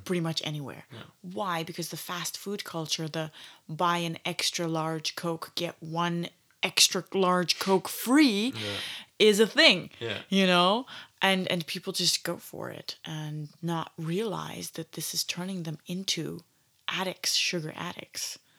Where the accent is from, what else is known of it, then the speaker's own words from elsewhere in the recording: Canada; growing up in Canada